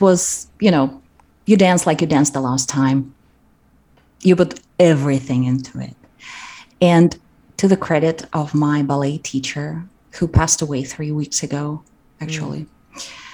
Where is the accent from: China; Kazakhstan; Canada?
Kazakhstan; moved away; I grew up in Kazakhstan and we didn't have our our local theater school